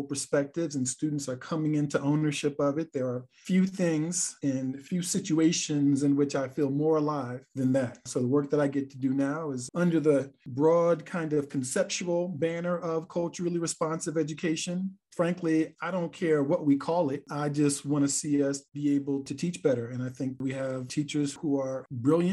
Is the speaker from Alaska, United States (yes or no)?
no; New York City, New York, United States; also born or lived in Brooklyn, New York / Norfolk, Virginia; I was born in Brooklyn and Bed-Stuy, do or die, and I'm from the Bronx, New York